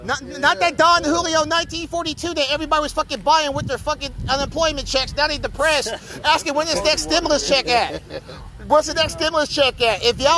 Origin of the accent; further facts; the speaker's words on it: Kansas City, Missouri, United States; I came home to Kansas City.